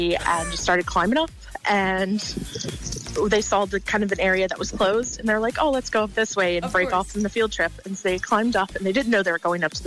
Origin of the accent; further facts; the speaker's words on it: North Carolina, United States; moved away; I'm originally from North Carolina, but my dad's from New York